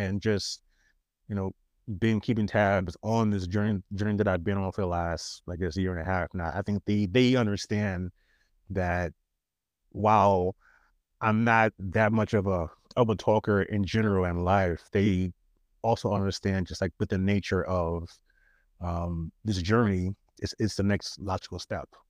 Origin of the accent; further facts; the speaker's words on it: New York City, New York, United States; accent: New York; moved away as an adult; also born or lived in California; I'm from, I am from Queens, born and raised